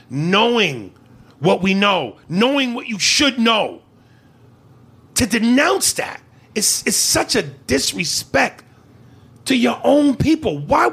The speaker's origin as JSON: {"language": "English", "region": "Maryland", "country": "United States", "said": "I'm from Prince George County's MD suburb of DC. So Baltimore niggas associate us with DC because our lingo, style, culture is more influenced by the district."}